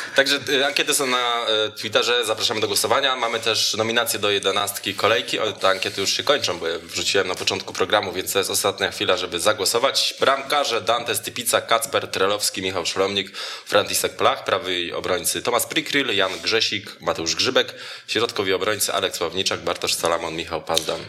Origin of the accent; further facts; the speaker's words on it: Jędrzejów, Świętokrzyskie Voivodeship, Poland; Z Jędrzejewa jestem, z Jędrzejewa i to z samego